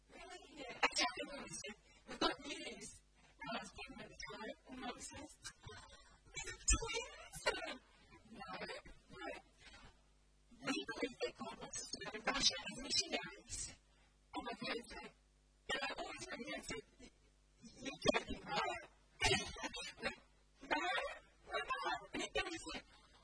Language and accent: English; Australia; I'm Aussie